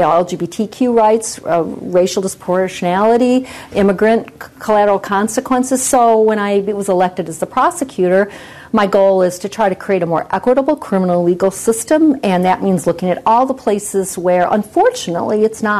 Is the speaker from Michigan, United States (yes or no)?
yes; Lansing, Michigan, United States; I was raised in Lansing in a diverse community.